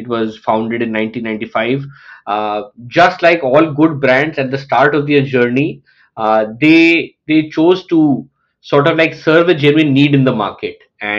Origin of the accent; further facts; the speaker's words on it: Lucknow, Uttar Pradesh, India; also born or lived in Middle East; I was born in Lucknow. I belong to one of the largest states in India, UP, which has the population equal to that of Brazil, around 200 million. Born in Lucknow, but I was brought up in the Middle East.